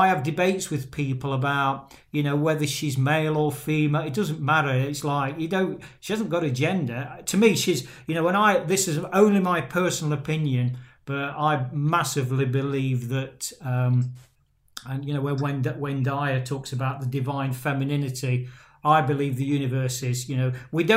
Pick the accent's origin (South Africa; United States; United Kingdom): United Kingdom; England; moved away; my hometown in England, Caroline, with guys particularly who I've grown up with since I was a kid